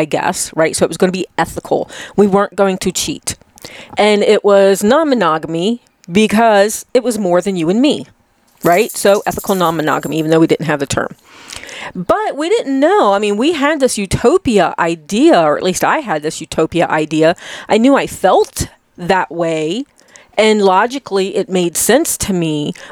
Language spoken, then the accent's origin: English; Chesapeake Bay, United States; I'm from the Chesapeake Bay